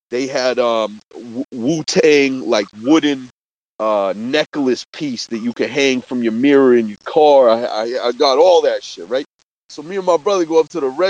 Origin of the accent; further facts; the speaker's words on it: Boston, Massachusetts, United States; we're from Boston